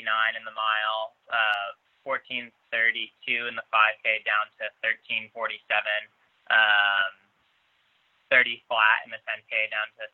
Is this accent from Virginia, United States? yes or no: no; Albany, New York, United States; my hometown course in Albany, New York